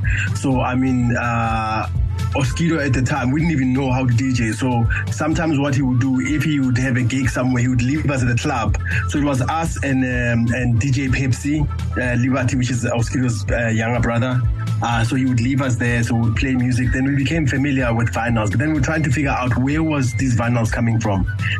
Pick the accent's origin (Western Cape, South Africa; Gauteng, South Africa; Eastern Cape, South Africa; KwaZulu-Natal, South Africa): Gauteng, South Africa; Alexandra; You know, growing up in Alex, right? Because if you see, everybody who has to come to Joburg has to come past Alex.